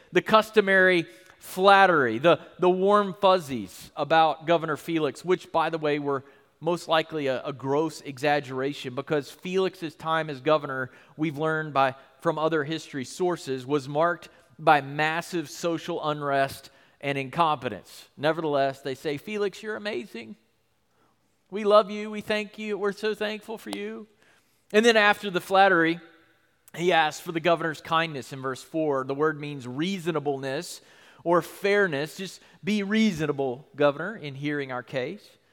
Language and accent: English; United States; being a Christian in our country